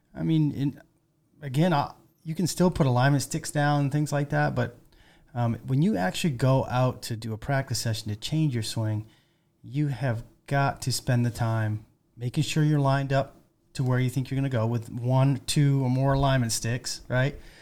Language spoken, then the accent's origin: English; Maine, United States; moved away; I'm from Maine originally